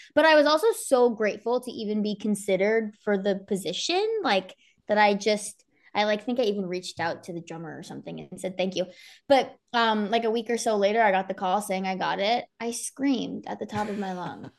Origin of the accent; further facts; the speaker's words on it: Somerset County, New Jersey, United States; I was twenty minutes from Rutgers.